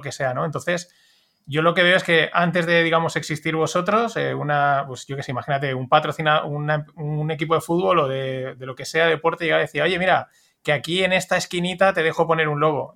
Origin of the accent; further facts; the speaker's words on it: Spain; como español